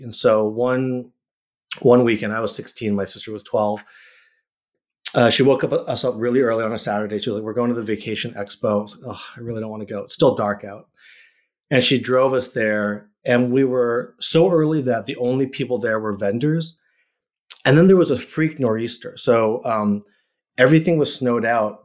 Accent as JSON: {"language": "English", "town": "Randolph", "region": "Massachusetts", "country": "United States", "tie": "born or raised there", "also_born_or_lived": "Chicago, Illinois", "moved": "yes", "lives_now": "Los Angeles, United States", "said": "that's where I grew up, is in Massachusetts, um, outside of Boston. This place called Randolph, uh, Mass"}